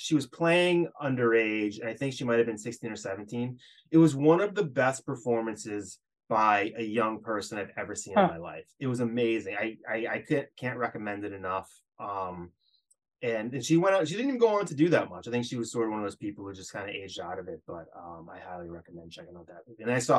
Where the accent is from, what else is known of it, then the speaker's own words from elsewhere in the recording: Hopkinton, Massachusetts, United States; now in Amherst, United States; we grew up around the Hopkinton area, so where the Boston Marathon starts. It's 26.2 miles away from Boston